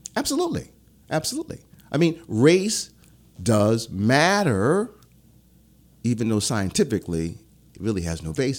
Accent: Philadelphia, Pennsylvania, United States; born or raised there; moved away; also born or lived in Omaha, Nebraska / Baton Rouge

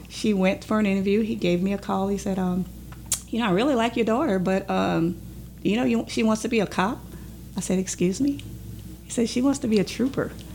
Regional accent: Belle Rose, Louisiana, United States; Well, I'm actually from Belle Rose, Louisiana

